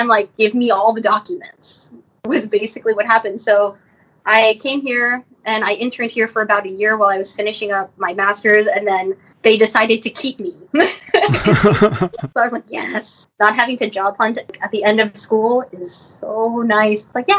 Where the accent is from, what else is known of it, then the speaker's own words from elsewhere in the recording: California, United States; Like, I grew up in the Bay Area, and this is like video game headquarters, basically.